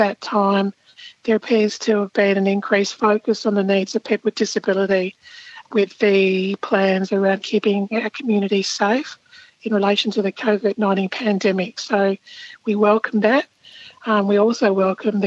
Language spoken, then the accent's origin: English; South Australia, Australia; When I was growing up in South Australia, I actually was working for they call them a central agency.